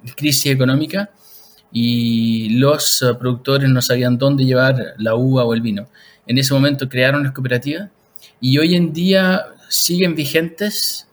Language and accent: Spanish; Chile; moved away as an adult; also born or lived in Switzerland; now in Lausanne, Switzerland; yo soy chileno de origen, ahora vivo en Suiza